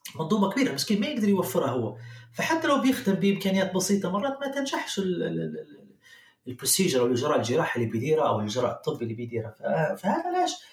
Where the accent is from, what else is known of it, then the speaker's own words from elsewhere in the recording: Libya; moved away as an adult; also born or lived in Germany; now in Canada; طلعت من ليبيا في نهاية الألفين وعشرة